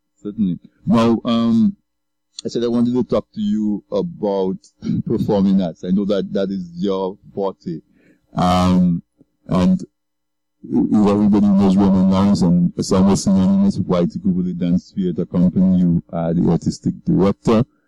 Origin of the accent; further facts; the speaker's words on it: Castle Bruce, Saint David Parish, Dominica; I grew up on the East Coast in Castle Bruce